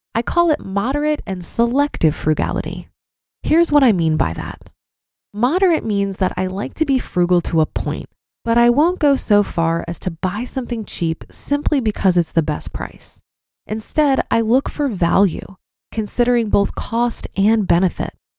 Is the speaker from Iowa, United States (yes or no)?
yes; Iowa, United States; I grew up in Iowa